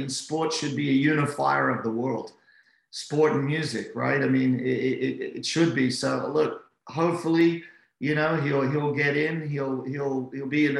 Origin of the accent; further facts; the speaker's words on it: Australia; as an Aussie